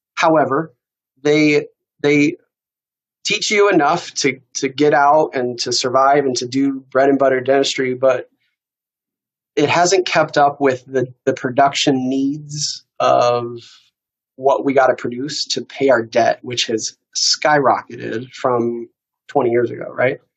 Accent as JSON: {"language": "English", "town": "Iowa City", "region": "Iowa", "country": "United States", "tie": "born or raised there", "said": "I grew up in Iowa City"}